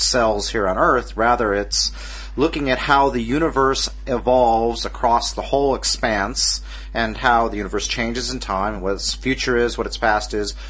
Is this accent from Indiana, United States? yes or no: no; Alaska, United States; I worked for the National Weather Service up where I grew up in Alaska